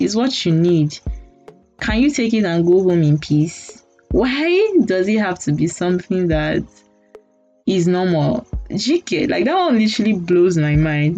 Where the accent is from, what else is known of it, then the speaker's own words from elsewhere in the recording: Nigeria; as a Nigerian